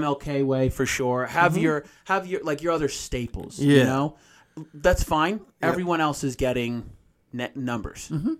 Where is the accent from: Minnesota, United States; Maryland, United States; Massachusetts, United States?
Massachusetts, United States; Boston; I don't think of, like, oh, yeah, I'm from Boston.